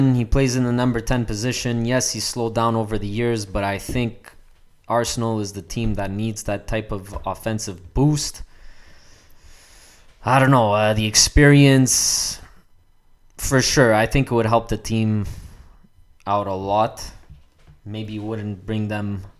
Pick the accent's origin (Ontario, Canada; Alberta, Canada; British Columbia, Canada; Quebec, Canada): Quebec, Canada; Montreal; we grew up in Montreal